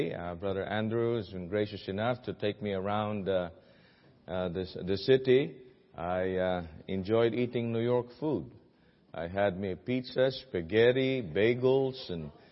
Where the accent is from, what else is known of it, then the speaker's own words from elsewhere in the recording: Philippines; accent: Filipino; my Filipino accent